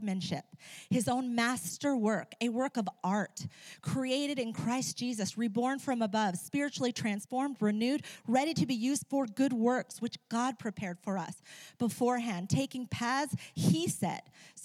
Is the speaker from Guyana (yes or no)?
no; Ecuador; moved away; When I was a teenager growing up in Ecuador, I used to be an interpreter in hospitals